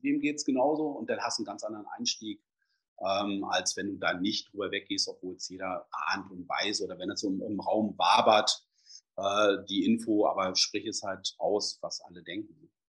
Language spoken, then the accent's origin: German; Braunschweig, Lower Saxony, Germany; bin ja aus Braunschweig